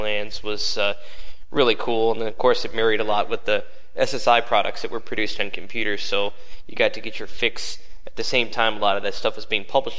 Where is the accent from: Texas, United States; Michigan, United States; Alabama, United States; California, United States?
Michigan, United States; Detroit; growing up in the Detroit area